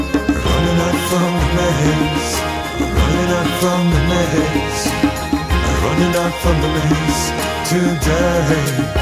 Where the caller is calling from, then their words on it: Ireland; I'm actually coming from Ireland